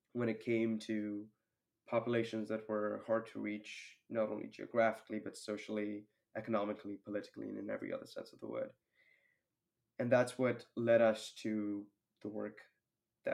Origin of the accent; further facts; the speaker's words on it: Mumbai, Maharashtra, India; moved away as an adult; also born or lived in Toronto, Canada; I grew up in India, and especially living in a city like Mumbai.